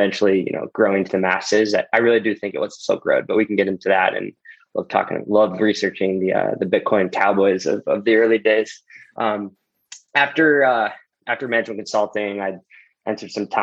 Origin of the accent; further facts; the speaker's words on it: St. Louis, Missouri, United States; moved away as an adult; also born or lived in Los Angeles, California / Bloomington, Indiana; So I grew up in St. Louis, was born in Los Angeles, actually.